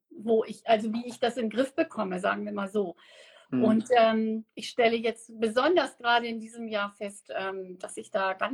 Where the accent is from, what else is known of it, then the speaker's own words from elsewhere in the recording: Namibia; now in Germany; wer mich nicht kennt, geboren und aufgewachsen in Namibia, ähm, seit 28 Jahren in Deutschland.